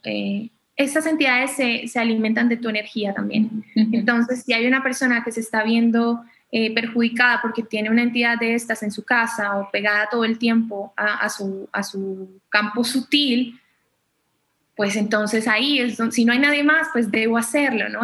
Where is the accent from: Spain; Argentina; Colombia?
Colombia; soy colombiana